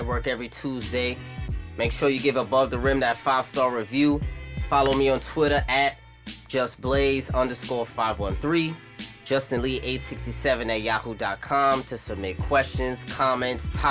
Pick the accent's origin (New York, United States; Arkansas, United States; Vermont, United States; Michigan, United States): New York, United States; New York City; I'm from Brooklyn, New York.